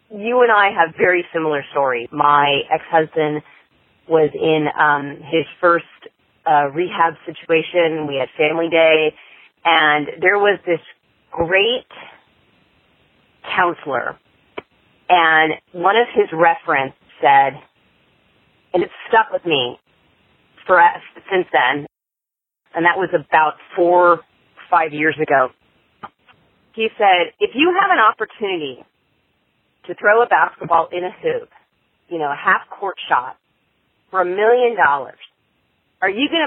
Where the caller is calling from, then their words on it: California, United States; I'm from California